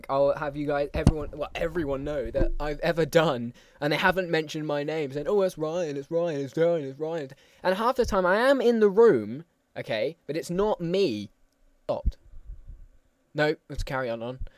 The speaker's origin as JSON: {"language": "English", "country": "Austria", "second_language": "English", "said": "I come from Austria. The home of Arnold Schwarzenegger."}